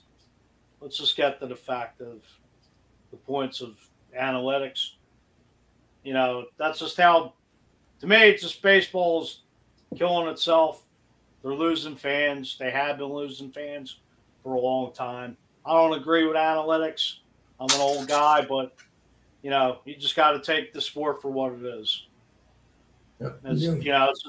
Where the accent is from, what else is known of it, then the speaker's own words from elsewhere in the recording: Philadelphia, Pennsylvania, United States; I'm from Philly